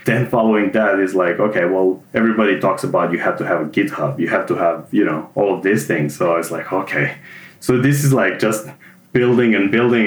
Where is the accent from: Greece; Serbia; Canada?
Serbia; moved away as an adult; also born or lived in Germany; now in Melbourne, Australia; I was born in Serbia and I lived there most of my life